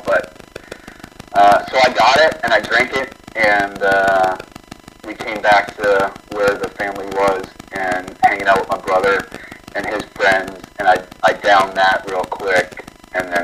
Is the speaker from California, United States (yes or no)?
no; New Orleans, Louisiana, United States; I grew up in New Orleans, Louisiana